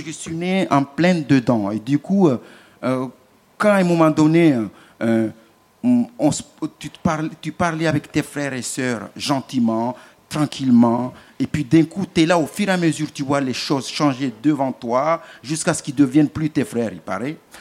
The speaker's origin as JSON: {"language": "French", "country": "Mayotte", "said": "je viens de Mayotte. Mayotte est une île française dans l'archipel des Comores."}